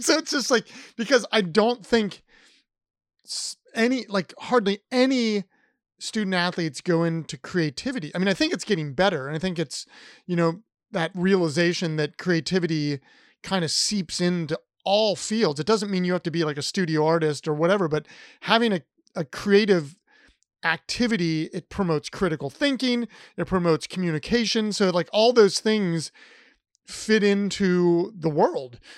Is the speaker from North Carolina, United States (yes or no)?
no; Columbus, Ohio, United States; I'm from Columbus